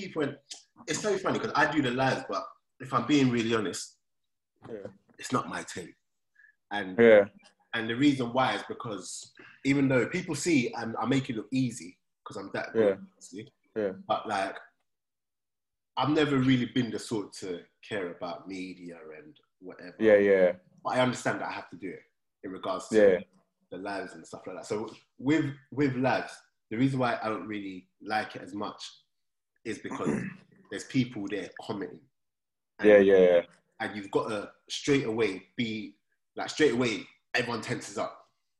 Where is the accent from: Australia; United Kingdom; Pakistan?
United Kingdom; London; No one said anything too mad growing up in South London, blah, blah, blah.